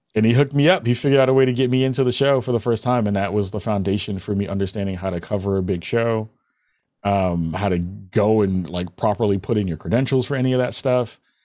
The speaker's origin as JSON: {"language": "English", "town": "New York City", "region": "New York", "country": "United States", "said": "I'm from the Bronx."}